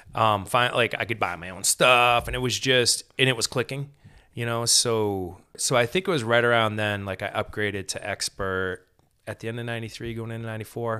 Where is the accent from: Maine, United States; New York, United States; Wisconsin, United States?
Maine, United States; We're from Maine.